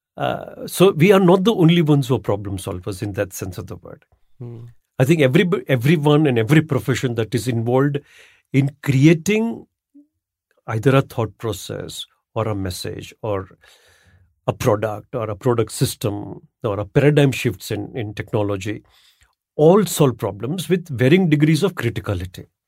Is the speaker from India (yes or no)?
yes; Ahmedabad, Gujarat, India; I'm from Ahmedabad, by the way, and Ahmedabad had Ahmedabad at one point of time was declared as the Manchester of India. Manchester in UK was a textile hub. Hmm. my childhood was spent in you know in in Ahmedabad